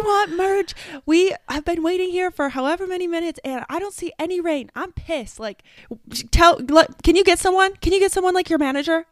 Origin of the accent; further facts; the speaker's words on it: two hours north of Columbus, Ohio, United States; moved away as an adult; my hometown, which is two hours north of where I live